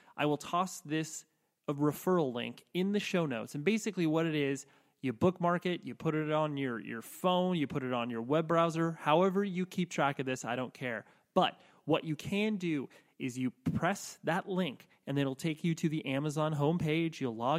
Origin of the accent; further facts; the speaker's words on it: California, United States; I'm from Southern California.